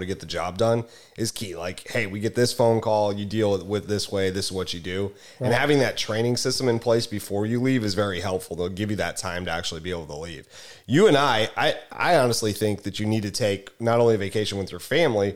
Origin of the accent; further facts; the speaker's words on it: Missouri, United States; moved away; I'm originally from Missouri